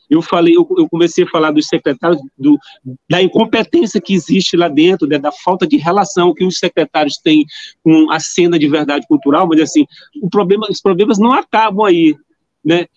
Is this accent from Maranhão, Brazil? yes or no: yes; São Luís, Maranhão, Brazil; Eu, eu, nasci, é, cresci na Coab